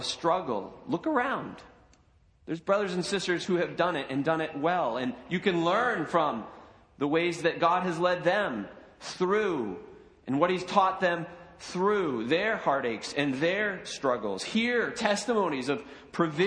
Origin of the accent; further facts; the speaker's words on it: United States; we as American Christians